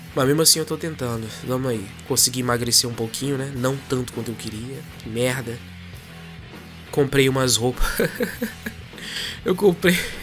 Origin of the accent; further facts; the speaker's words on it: Brazil; accent: Brazilian; moved away as an adult; now in Portugal; eu falando normal com meu sotaque, né, brasileiro